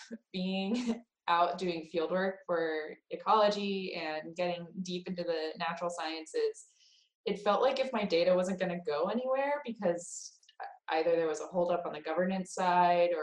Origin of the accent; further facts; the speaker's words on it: West Coast, United States; moved away; I am generally from the West Coast